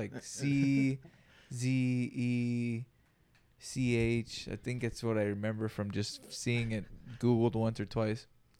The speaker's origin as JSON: {"language": "English", "town": "Greenfield", "region": "California", "country": "United States", "tie": "born or raised there", "said": "We grew up in Greenfield, dude. It's a little farm town too, so."}